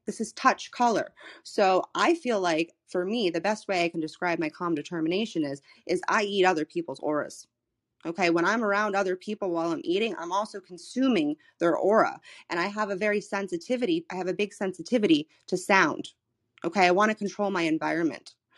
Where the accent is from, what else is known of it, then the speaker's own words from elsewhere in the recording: Florida, United States; moved away as an adult; I'm from Florida, I was living in Florida in the middle of the pandemic